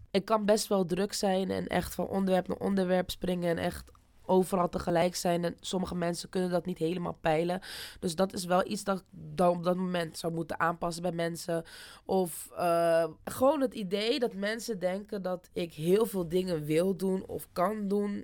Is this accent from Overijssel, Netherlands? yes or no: no; Rotterdam, South Holland, Netherlands; ik kom uit Rotterdam